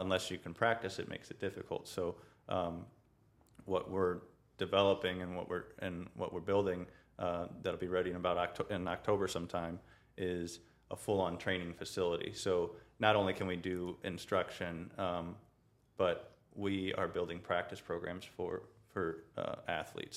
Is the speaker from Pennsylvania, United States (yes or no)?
no; St. Peters, Missouri, United States; I grew up in uh, St. Peter's